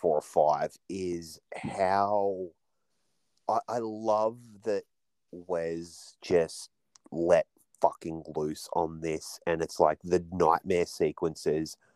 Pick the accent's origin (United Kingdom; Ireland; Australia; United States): Australia; as an Australian kid